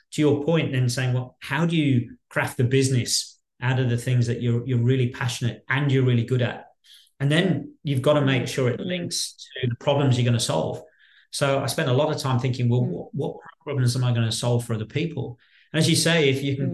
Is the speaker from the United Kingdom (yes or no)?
yes; Birmingham, West Midlands, United Kingdom; now in Australia; I was born in Birmingham, in central Birmingham, in the West Midlands, and um, at a, at a very young age, my parents took uh, the decision to to move out of central Birmingham